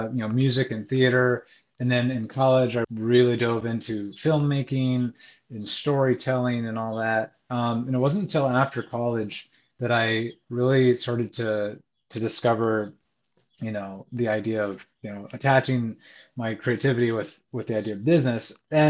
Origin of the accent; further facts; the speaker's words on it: Iowa, United States; now in New York, United States; Well, I'm from the Midwest. Grew up a number of places, but landed mostly in Iowa. And a little over 4 years ago, a buddy convinced me to move to New York.